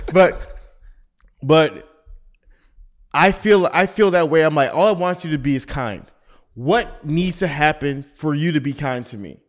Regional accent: Atlanta, Georgia, United States; being from Atlanta

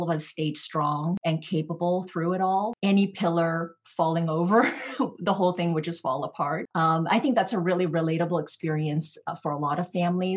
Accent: Toronto, Ontario, Canada; moved away as an adult; also born or lived in New York City; I grew up in Toronto during my high school and undergrad years

